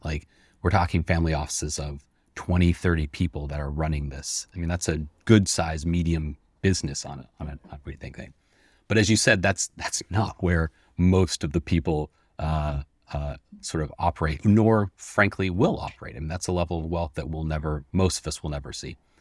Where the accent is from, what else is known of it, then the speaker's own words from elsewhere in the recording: Seattle, Washington, United States; I'm born and raised in Seattle